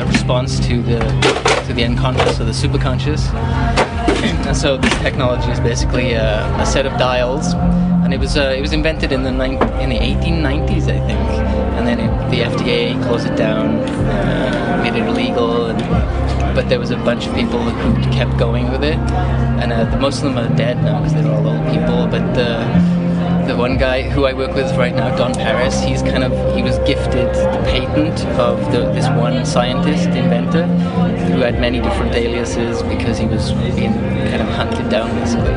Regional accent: Wales, United Kingdom; moved away as an adult; also born or lived in London; I grew up in Wales

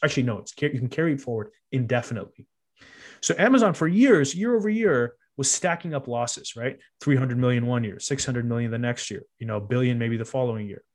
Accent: Cupertino, California, United States; we grew up in Cupertino.

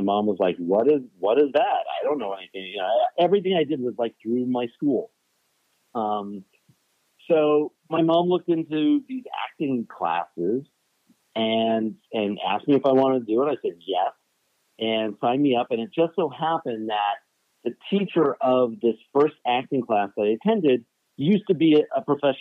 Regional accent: Los Angeles, California, United States; I was born and raised in Los Angeles

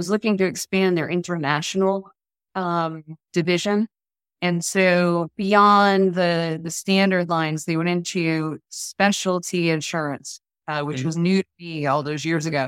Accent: Boston, Massachusetts, United States; now in Orlando, United States; I grew up in the Boston area

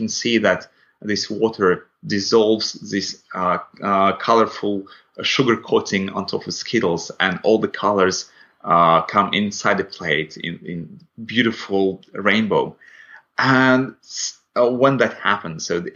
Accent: Latvia; first language Russian; English is a second language; moved away; so I'm originally from Latvia, and my first language is Russian.

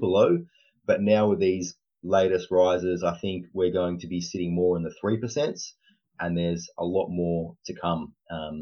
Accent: Australia; also born or lived in Sydney; I'm from Australia. I'm in Sydney, and I'm a mortgage broker down here

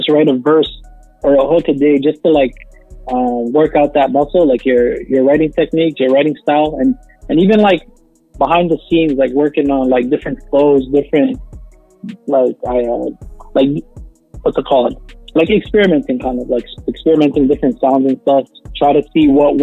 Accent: Toronto, Ontario, Canada; We're from Toronto.

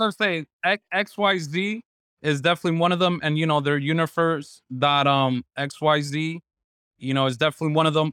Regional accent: New York City, New York, United States; I'm a New Yorker

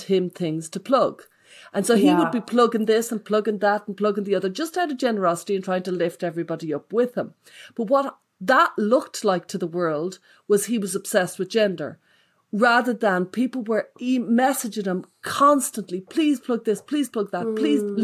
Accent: Dublin, Leinster, Ireland; we're both Irish and we're both from Dublin.

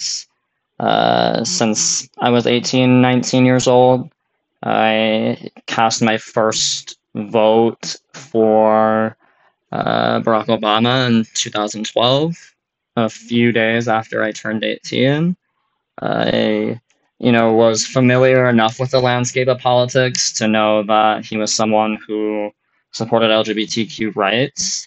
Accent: North Dakota, United States; also born or lived in Minnesota; I was born and raised in North Dakota for most of my life.

